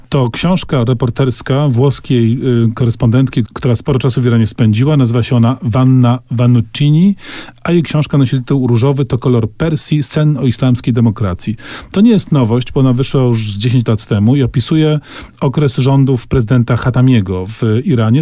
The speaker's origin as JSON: {"language": "Polish", "town": "Kraków", "region": "Lesser Poland", "country": "Poland", "said": "my z Krakowa"}